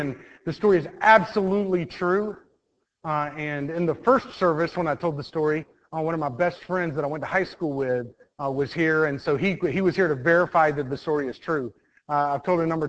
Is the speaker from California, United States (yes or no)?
no; Mount Dora, Florida, United States; I grew up in Mount Dora, Florida